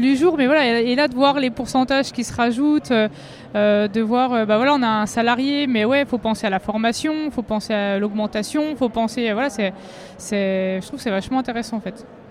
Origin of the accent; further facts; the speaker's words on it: Vosges, Grand Est, France; je viens des Vosges.